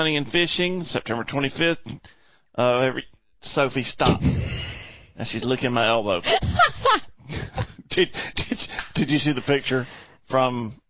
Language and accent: English; Chester, South Carolina, United States; And I'm from Chester, South Carolina.